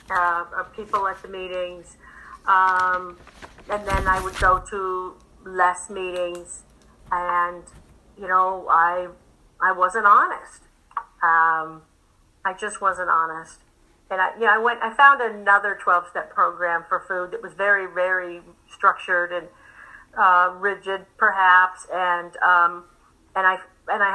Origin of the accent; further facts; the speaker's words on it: England, United Kingdom; moved away; I'm from England